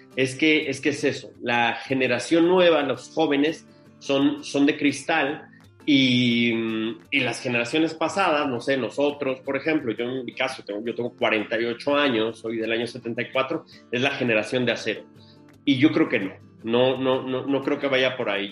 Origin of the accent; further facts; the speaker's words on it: Mexico City, Mexico; en el año 74, cuando nazco en la Ciudad de México. Y pues crezco en ese entorno, ¿no? De, niños de barrio, entorno complicado, entorno duro. Yo soy de La Guerrero